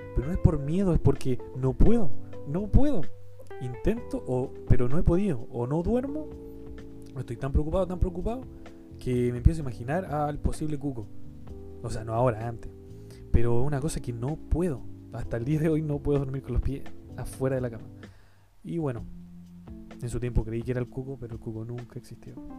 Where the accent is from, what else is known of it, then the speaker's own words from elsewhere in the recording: Chile; yo soy de Chile, Chile un país muy lindo